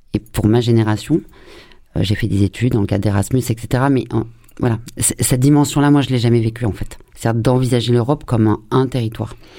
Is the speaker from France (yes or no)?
yes; France; en tant que française et notamment Marseille